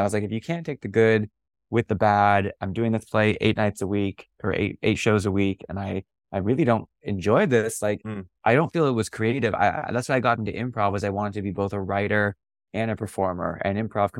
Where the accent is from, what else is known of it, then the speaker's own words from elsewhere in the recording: North Bay, California, United States; I grew up in the North Bay